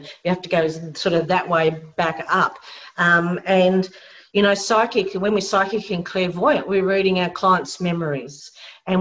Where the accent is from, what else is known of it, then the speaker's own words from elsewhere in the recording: Tasmania, Australia; I'm from Tassie, we're into the AFL football